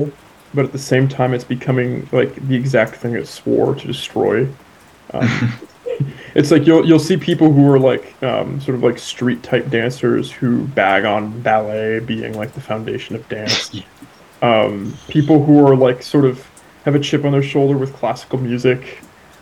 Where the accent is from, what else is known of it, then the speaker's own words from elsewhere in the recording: Bay Area, California, United States; I'm from the Bay Area, and I've heard people talk about Bay Area slang, and they'll bring up words that I haven't even heard of them